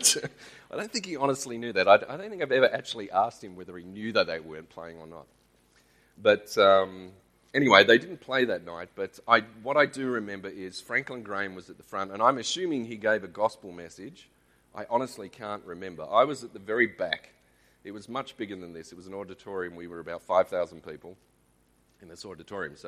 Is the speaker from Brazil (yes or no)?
no; Australia; accent: Australian; We moved to Australia when I was 5. Yes, I'm Australian.